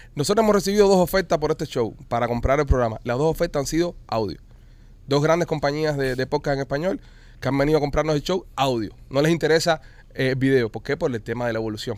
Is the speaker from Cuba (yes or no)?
yes; Cuba; accent: Cuban; now in Miami, United States; es un podcast hecho por cubanos. Nosotros aquí hablamos cubano, vaya, cubano, cubano.